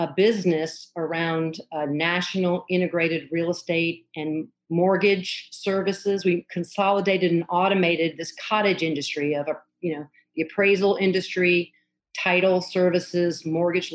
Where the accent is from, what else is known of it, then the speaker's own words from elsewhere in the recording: the South, United States; moved away; also born or lived in Los Angeles / Atlanta; I grew up in the South